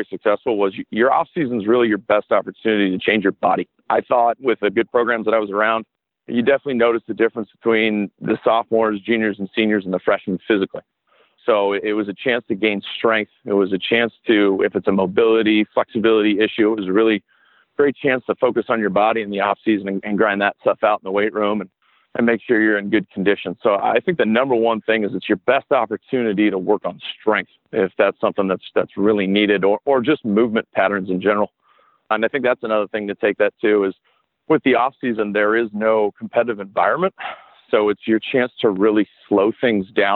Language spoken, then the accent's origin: English; Pasadena, California, United States; moved away as an adult; also born or lived in South Carolina; I was born and raised in Pasadena, California